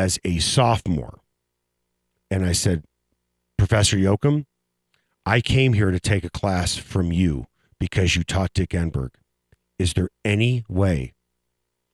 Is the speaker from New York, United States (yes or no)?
no; Chicago, Illinois, United States; moved away; That's what I grew up with in Chicago